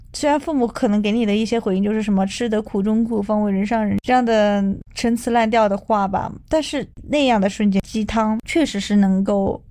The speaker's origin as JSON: {"language": "Chinese", "country": "China", "said": "我们中国人"}